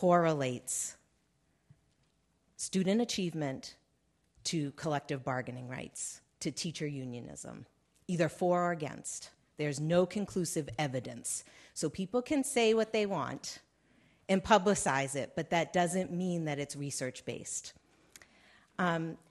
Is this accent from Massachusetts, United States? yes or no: yes; Massachusetts, United States; I'm from the Commonwealth of Massachusetts, which I'm very proud to say is number one in the country